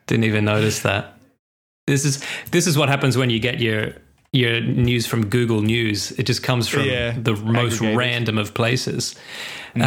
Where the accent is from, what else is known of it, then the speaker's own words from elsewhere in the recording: Scotland, United Kingdom; I'm Scottish